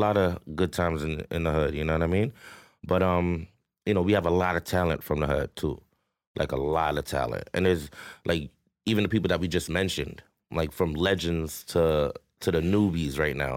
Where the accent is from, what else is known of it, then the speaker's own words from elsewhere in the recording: Toronto, Ontario, Canada; growing up in Rexdale was different, right? But where I'm from, Queens Place, Q P City